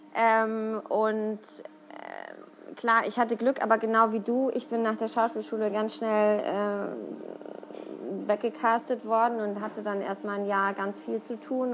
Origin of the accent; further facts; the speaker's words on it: Siegen, North Rhine-Westphalia, Germany; moved away as an adult; now in Cologne, Germany; ich komme aus Siegen, das ist nochmal so 80 Kilometer entfernt von Köln